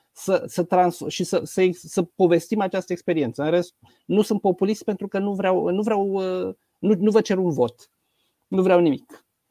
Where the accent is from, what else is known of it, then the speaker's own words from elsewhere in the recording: Romania; eu sunt din România